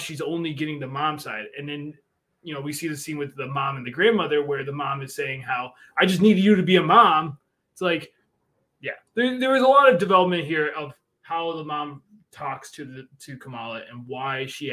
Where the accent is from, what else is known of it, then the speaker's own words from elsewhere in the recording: Buffalo, New York, United States; I grew up in Buffalo